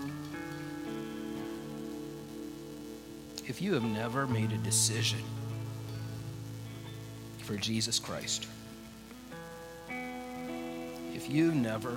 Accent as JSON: {"language": "English", "country": "United States", "said": "I have as an American"}